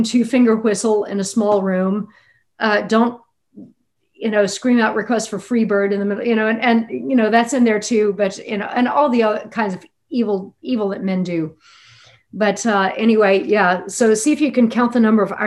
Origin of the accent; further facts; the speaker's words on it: Lafayette, Louisiana, United States; I also grew up in a town that was not exactly, I mean, Lafayette, Louisiana